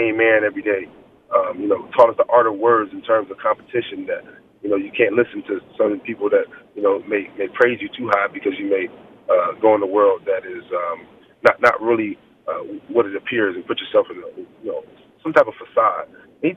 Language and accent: English; Virginia, United States; moved away; Where are you from is 757, but you know, Charlottesville, Virginia